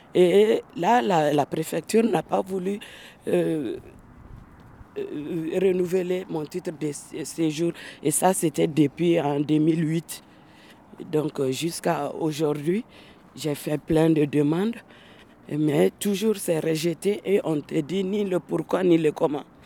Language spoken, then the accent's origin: French; Koutiala, Sikasso Region, Mali; also born or lived in Bamako, Mali; now in France; Je suis née à Bamako et j'ai fait mon enfance euh, vers le sud du Mali, dans une ville qui s'appelle Kouchala, un cercle de la région de Sikasso